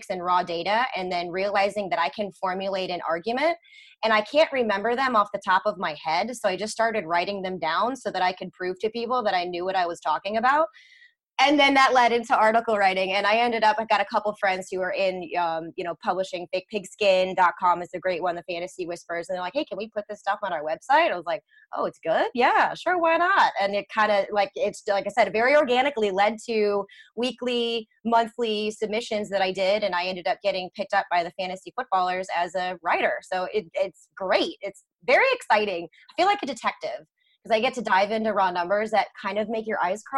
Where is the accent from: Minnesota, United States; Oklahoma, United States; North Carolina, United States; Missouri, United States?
Missouri, United States; St. Louis; born and raised in St. Louis